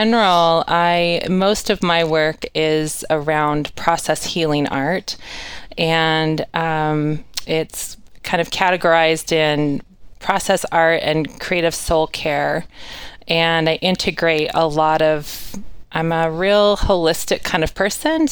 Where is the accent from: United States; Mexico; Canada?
United States; North Idaho; I'm from North Idaho, and I was an athlete all through high school